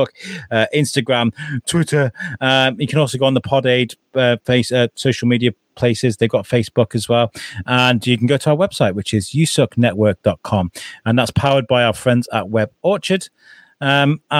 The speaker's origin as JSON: {"language": "English", "town": "Wrexham", "region": "Wales", "country": "United Kingdom", "tie": "born or raised there", "said": "the town I grew up in North Wales, in Wrexham"}